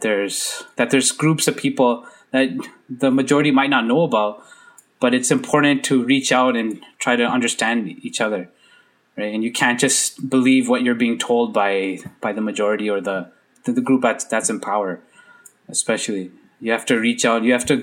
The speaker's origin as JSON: {"language": "English", "country": "Canada", "tie": "born or raised there", "said": "as a visible minority growing up in Canada, I'm in Canada."}